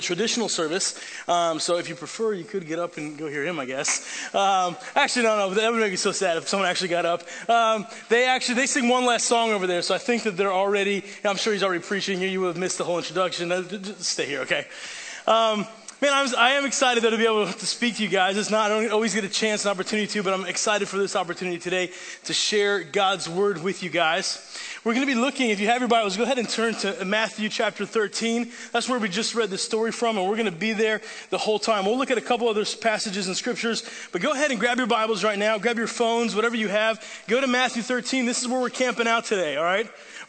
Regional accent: Italy; That's because I grew up overseas in Italy where my parents are missionaries.

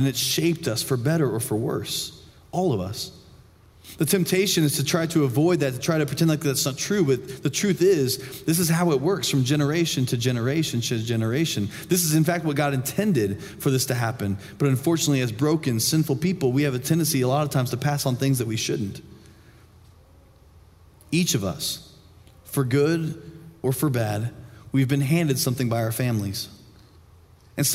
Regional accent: Indiana, United States; moved away; going home to my hometown in Indiana for the first time in like 6 years

